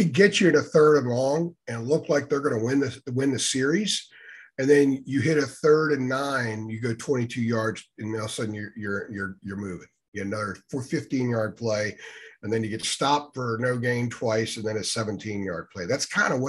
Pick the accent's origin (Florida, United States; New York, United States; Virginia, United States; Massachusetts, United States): Virginia, United States; Alexandria; moved away; I grew up in Alexandria